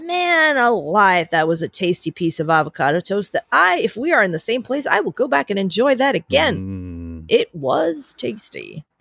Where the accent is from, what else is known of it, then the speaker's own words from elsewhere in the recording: New York, United States; I'm a New Yorker